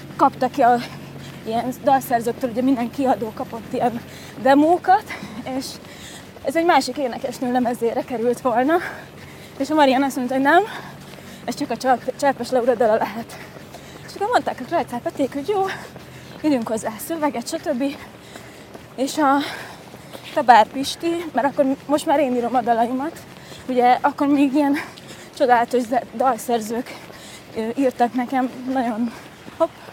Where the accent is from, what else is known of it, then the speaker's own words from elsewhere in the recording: Győr, Győr-Moson-Sopron, Hungary; moved away as an adult; now in Budapest, Hungary; a gimnáziumban elkezdtem a Győri Nemzetiben, Győri Nemzetinek a stúdiójában tanulni színészetet